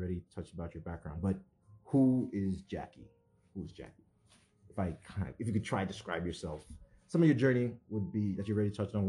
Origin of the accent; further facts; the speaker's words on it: Nigeria; now in Canada; because I've been here a long time, but I'm still, I would say, Nigerian.